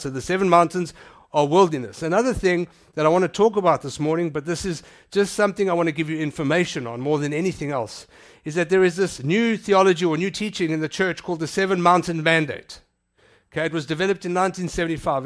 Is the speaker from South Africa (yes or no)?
yes; South Africa; I'm South African